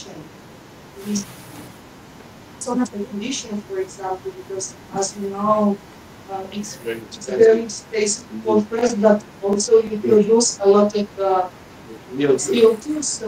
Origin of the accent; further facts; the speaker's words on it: Milan, Lombardy, Italy; moved away as an adult; now in Boulder, Colorado, United States; For us it's absolutely crazy because we are from Milano, which really, as we know, is very one of the most important cities.